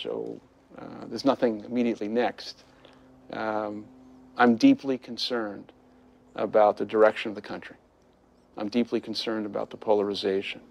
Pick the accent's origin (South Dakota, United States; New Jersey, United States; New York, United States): New York, United States; New York City; I'm this kid from Brooklyn